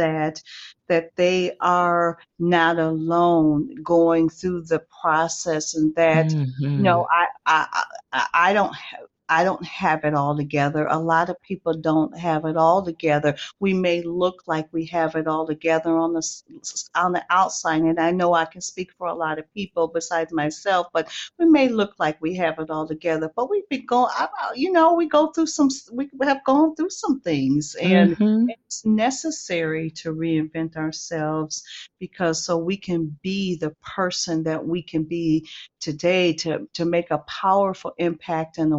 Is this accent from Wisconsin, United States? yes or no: yes; Milwaukee, Wisconsin, United States; also born or lived in Athelstane, Wisconsin; I am from Milwaukee, Wisconsin